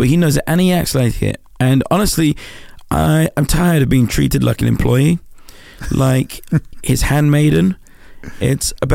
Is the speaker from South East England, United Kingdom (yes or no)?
no; London, United Kingdom; I grew up in Southeast London.